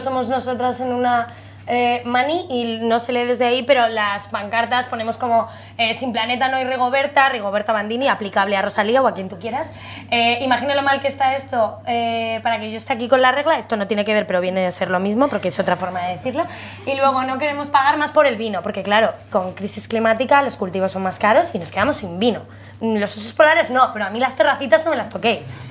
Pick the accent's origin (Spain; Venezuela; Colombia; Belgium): Spain; Madrid, Community of Madrid; somos madrileñas